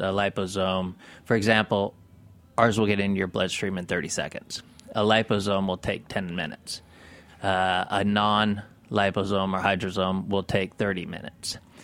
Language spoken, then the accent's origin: English; Mammoth Lakes, California, United States; I grew up in Mammoth